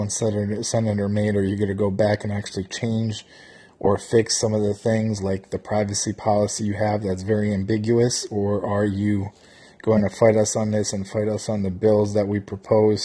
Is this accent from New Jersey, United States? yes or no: yes; New Jersey, United States; I'm actually from New Jersey